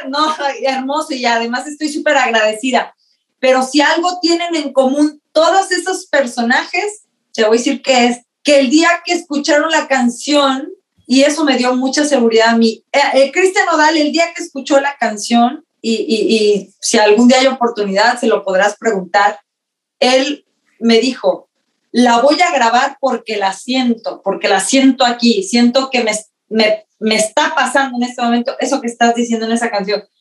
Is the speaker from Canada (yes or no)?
no; Mexico; moved away; tú también eres mexicana como yo